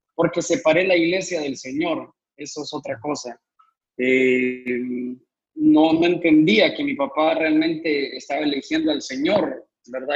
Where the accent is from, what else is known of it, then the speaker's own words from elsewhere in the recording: Honduras; also born or lived in Guatemala; nací en Guatemala y vine a cumplir siete años aquí a, aquí a Honduras. Entonces, casi que toda mi vida aquí.